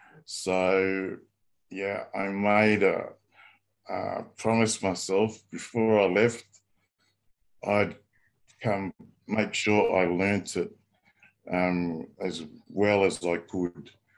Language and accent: English; Canberra, Australian Capital Territory, Australia; moved away; also born or lived in New Zealand / Tonga; I was born and raised in Canberra, in Australia. My parents were in Canberra in the 1960s to go to grad school at ANU.